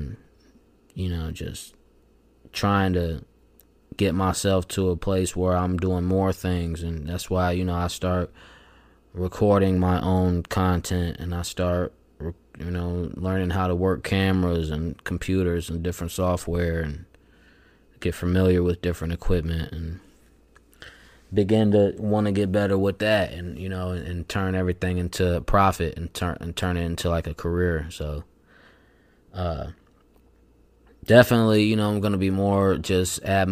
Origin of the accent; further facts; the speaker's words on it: Pontiac, Illinois, United States; my hometown of Pontiac, Illinois